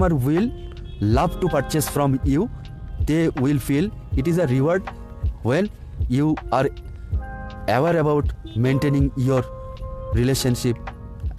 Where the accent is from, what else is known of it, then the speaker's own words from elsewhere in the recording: India; I am from India